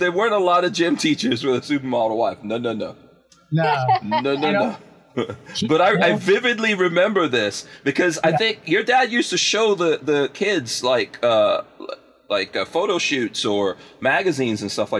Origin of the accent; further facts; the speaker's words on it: New York, United States; I'm a New Yorker. Yeah.